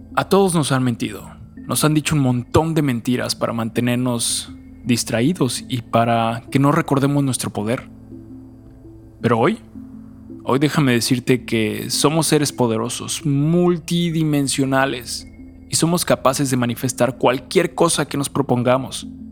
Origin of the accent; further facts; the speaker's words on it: Mexico; como nací en México